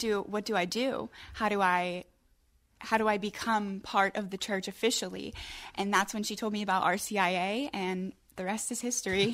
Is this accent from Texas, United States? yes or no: no; Crafton, Pennsylvania, United States; I'm from Crafton Ingram. I graduated from Montour High School.